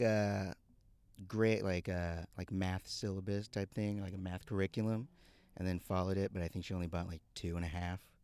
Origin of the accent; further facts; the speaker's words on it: Houston, Texas, United States; moved away; I was raised in Houston